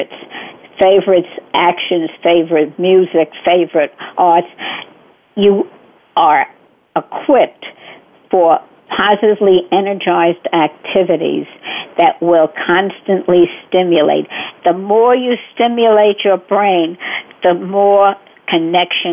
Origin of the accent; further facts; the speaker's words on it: New York City, New York, United States; also born or lived in Bronx, New York; I was born in the Bronx, and until I guess third or fourth or fifth grade, did I move to Brooklyn, and I've been in Brooklyn ever since.